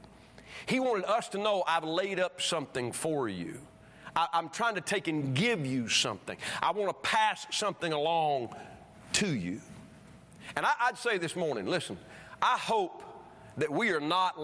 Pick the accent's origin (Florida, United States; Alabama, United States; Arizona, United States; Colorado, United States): Alabama, United States; the church I was raised in Alabama, great church